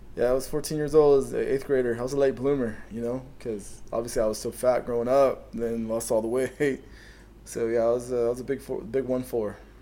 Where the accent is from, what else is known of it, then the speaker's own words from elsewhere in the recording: Canyon Lake, California, United States; I grew up in Canyon Lake